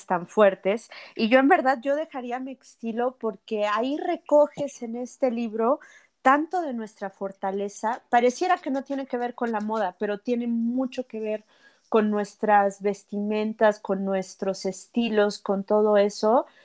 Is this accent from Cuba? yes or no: no; Mexico; Porque vivimos en México, somos mexicanos, nuestras circunstancias son de aquí